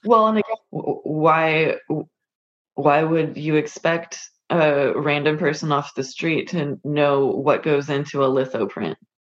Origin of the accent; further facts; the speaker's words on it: California, United States; I grew up on the West Coast. I was born in California